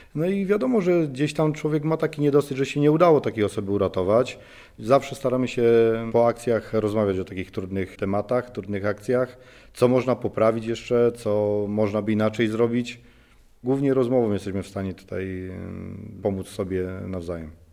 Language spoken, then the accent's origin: Polish; Szczawnica, Lesser Poland, Poland; moved away as an adult; now in Warsaw, Poland; jednostka WSP Szczawnica, skąd pochodzę.